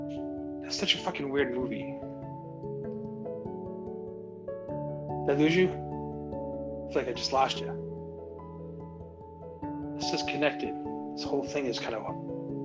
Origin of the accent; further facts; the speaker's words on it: Medford, Massachusetts, United States; I grew up in Medford, so it was just all like super Italian